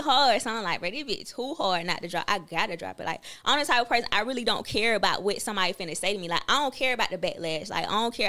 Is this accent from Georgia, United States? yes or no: yes; Atlanta, Georgia, United States; all the people from the city of Atlanta, we take that serious just because we was born and raised there.